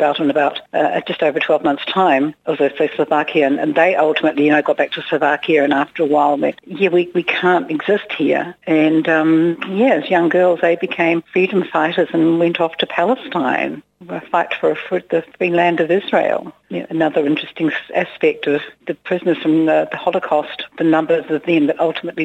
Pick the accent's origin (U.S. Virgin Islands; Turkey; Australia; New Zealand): New Zealand; I'm a New Zealander.